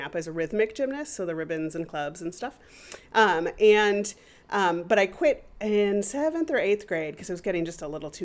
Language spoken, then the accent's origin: English; Walnut Creek, California, United States; moved away as an adult; also born or lived in Tacoma, Washington / Seattle, Washington; I was born in Walnut Creek, California, near Berkeley.